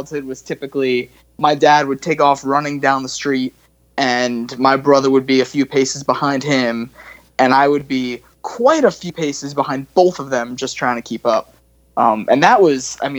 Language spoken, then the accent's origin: English; Long Island, New York, United States; also born or lived in Texas; now in South Carolina, United States; I grew up on Long Island